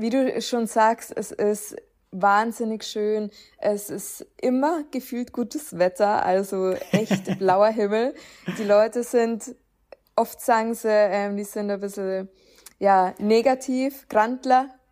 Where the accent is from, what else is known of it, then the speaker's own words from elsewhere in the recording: Upper Palatinate, near Nuremberg, Bavaria, Germany; ich komme ja auch aus der Nähe von Nürnberg. Es ist allerdings noch Oberpfalz